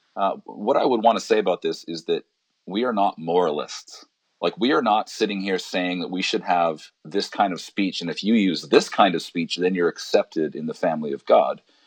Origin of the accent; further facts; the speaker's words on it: Alberta, Canada; now in Vancouver, Canada; I grew up in Alberta